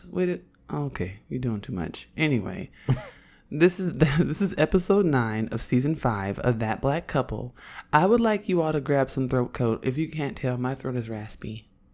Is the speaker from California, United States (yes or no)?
yes; Oakland, California, United States; accent: Oakland accent; I'm from Oakland